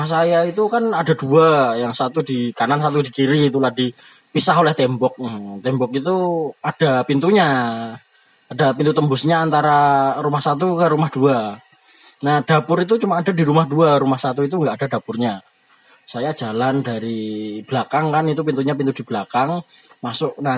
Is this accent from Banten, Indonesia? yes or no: no; Surakarta, Central Java, Indonesia; accent: Javanese; ya sebelumnya kita berasal dari Solo ya jadi kalau bahasanya bahasa Indonesia nya agak medok ke Jawa